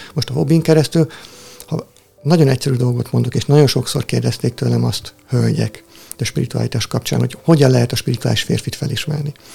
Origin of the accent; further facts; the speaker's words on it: Tihany, Veszprém County, Hungary; Tihanyból származom, az apátság mellett nőttem fel